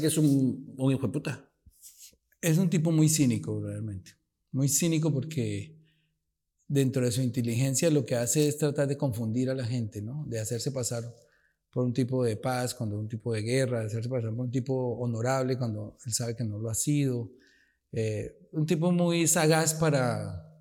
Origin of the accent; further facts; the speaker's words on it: Colombia; Nosotros nos quedamos a luchar en Colombia.